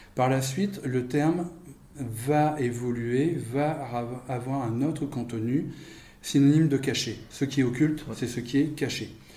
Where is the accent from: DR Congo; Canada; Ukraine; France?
France; je suis français